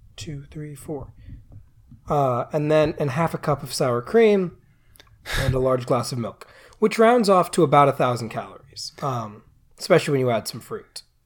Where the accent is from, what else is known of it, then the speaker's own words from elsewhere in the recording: United States; I am an American